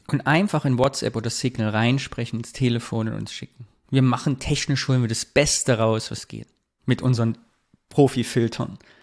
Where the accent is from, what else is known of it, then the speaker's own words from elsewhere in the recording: Thuringia, Germany; moved away; nach Thüringen zurückzugehen